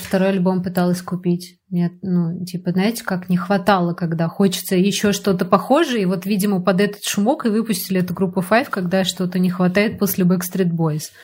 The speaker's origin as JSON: {"language": "Russian", "region": "Moscow", "country": "Russia", "tie": "born or raised there", "also_born_or_lived": "Balashikha, Moscow Oblast", "said": "я росла на Пушкинской и Маяковской"}